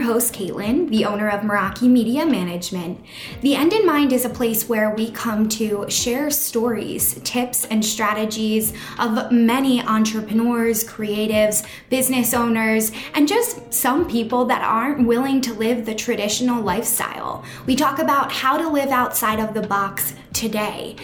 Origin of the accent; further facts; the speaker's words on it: Philadelphia, Pennsylvania, United States; we're both from Philadelphia